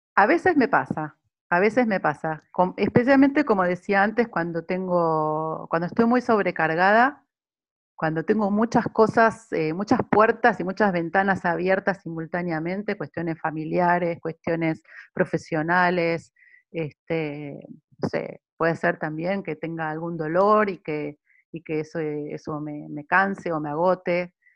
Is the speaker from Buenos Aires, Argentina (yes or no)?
yes; Buenos Aires, Argentina; also born or lived in Milan, Italy; now in Sydney, Australia; Soy de Buenos Aires, Argentina, he nacido en Buenos Aires y también he vivido muchos años en Italia, en Milán